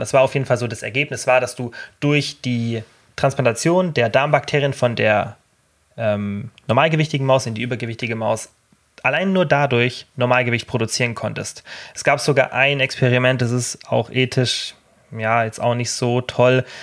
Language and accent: German; Germany; als Deutscher